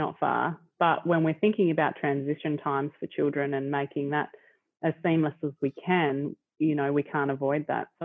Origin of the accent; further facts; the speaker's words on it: Smithton, Tasmania, Australia; also born or lived in Launceston; I was raised in Smithton.